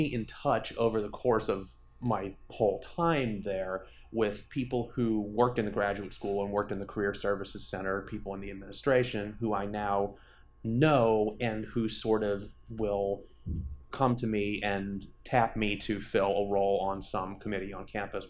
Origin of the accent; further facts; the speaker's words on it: Syracuse, New York, United States; I'm from Syracuse.